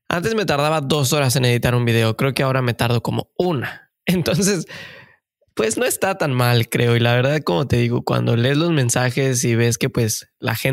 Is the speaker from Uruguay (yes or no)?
no; Mexico; moved away as an adult; now in Canada; como siempre decimos y seguramente ya saben, pues somos mexicanos de corazón que venimos a buscar el famosísimo sueño canadiense.